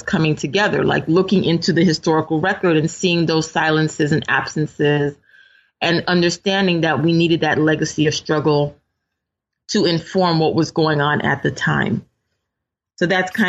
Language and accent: English; New York City, New York, United States; I grew up in Brooklyn in a largely supportive majority minority kind of community